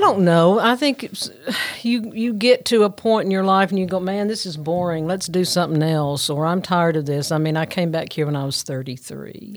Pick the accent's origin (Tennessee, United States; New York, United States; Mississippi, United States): Tennessee, United States; Union City; I am from Union City